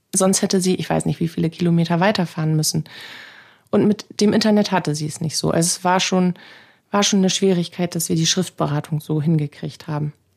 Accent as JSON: {"language": "German", "region": "Bremen", "country": "Germany", "said": "Bei uns in Bremen"}